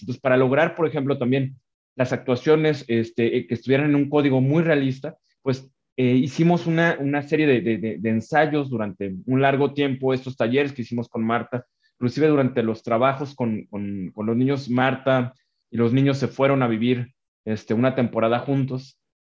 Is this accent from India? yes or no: no; Mexico; also born or lived in Guadalajara, Mexico; como realizador mexicano